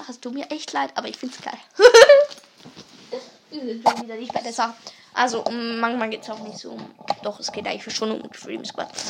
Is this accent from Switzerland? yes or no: yes; Switzerland; Also Österreich kommen wir nicht. {S1} Deutschland nee. auch nicht. {S0} Wir kommen aus der Schweiz.